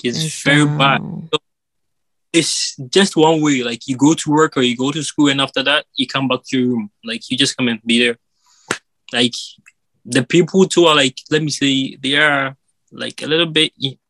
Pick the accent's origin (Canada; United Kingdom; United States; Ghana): Ghana; moved away; we are gonna move from Ghana and come to Abroad